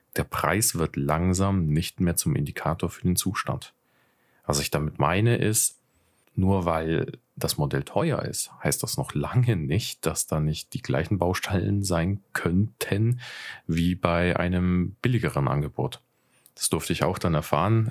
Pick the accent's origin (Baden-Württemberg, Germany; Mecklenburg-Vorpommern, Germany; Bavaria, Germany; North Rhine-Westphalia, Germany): Bavaria, Germany; Nuremberg; 27, bin aus Nürnberg